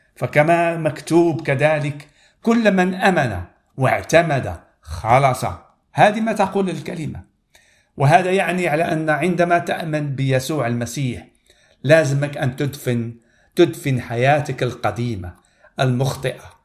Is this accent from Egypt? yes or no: no; Morocco; انا من المغرب